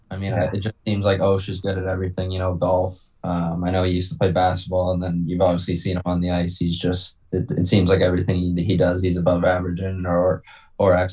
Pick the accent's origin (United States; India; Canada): Canada; Toronto, Ontario; I'd say my number one would probably be Toronto just because I'm from Toronto.